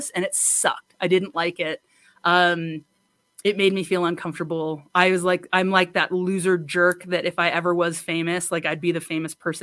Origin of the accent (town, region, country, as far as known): United States